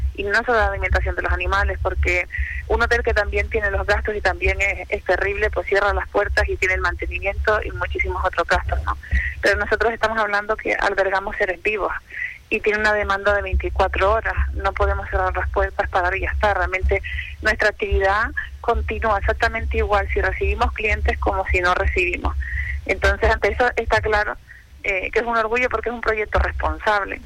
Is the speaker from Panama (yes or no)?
no; Fuerteventura, Canary Islands, Spain; lo que somos los isleños de Fuerteventura